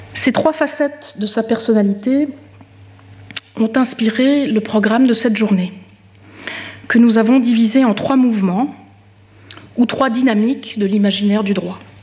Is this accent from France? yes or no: no; Switzerland; en tant que Suissesse